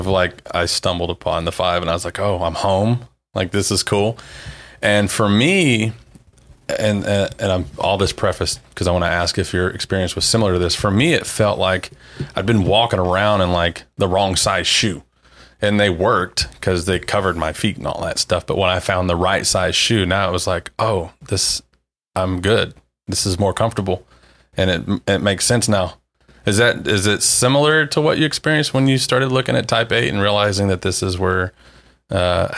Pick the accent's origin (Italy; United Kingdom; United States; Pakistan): United States; the Bible Belt; I grew up in the Bible Belt.